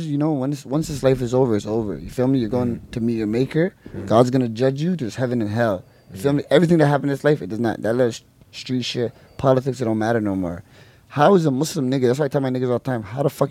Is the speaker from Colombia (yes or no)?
no; Toronto, Ontario, Canada; also born or lived in Alberta; growing up in Toronto